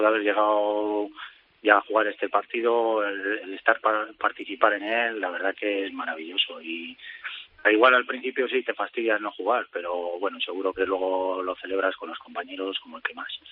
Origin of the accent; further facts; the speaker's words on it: Palencia, Castile and León, Spain; moved away as an adult; now in Becerril de Campos, Spain; soy de Palencia, pero bueno, me casé, mi mujer es de aquí del pueblo y vivo aquí en el pueblo